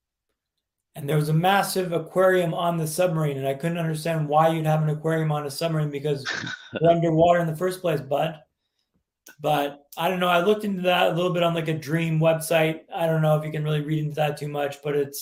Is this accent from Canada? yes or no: yes; Vancouver, British Columbia, Canada; also born or lived in London, England / Sweden; I'm from Vancouver, Canada, which is where I'm calling you from today